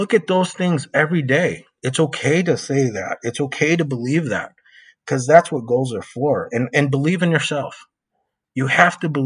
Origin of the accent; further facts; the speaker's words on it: West Chicago, Illinois, United States; moved away; I'm from West Chicago. You know, I lived there for, I think, 30 something years, almost 40 years of my life. And I know what it was like to grow up in that town